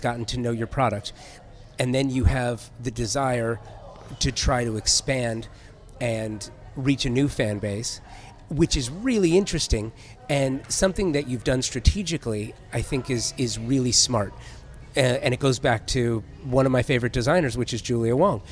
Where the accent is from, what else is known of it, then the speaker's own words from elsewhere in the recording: Southern California, United States; I grew up in Southern California where you had the, the classic head shop